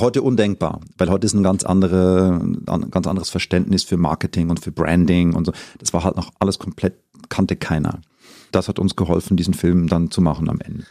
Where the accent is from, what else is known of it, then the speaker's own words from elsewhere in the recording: Zurich, Switzerland; moved away as an adult; now in Germany; ich bin in Zürich geboren und aufgewachsen und habe mich dann vor ein paar Jahren entschieden, meinen Weg nach Deutschland zu machen